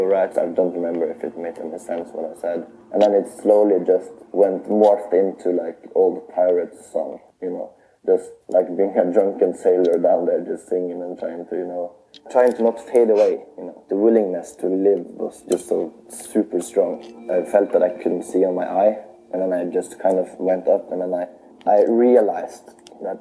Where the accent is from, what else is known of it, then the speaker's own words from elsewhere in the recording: Tromsø, Troms, Norway; I study law here in Tromsø, my hometown